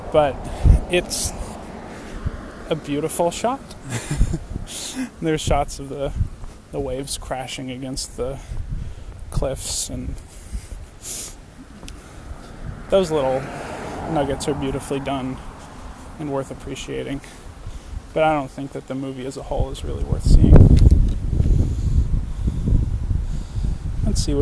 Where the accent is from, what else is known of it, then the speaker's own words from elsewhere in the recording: New England, United States; I grew up in New England